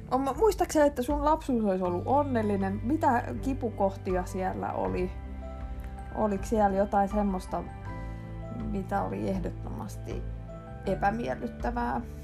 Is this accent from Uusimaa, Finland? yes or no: yes; Järvenpää, Uusimaa, Finland; Mä oon siis järvenpääläinen, alkuperäinen järvenpääläinen, samoin kuin mun äiti ja isäkin.